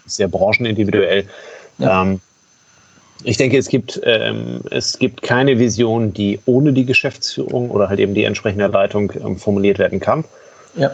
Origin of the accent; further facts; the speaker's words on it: Germany; bei uns in Deutschland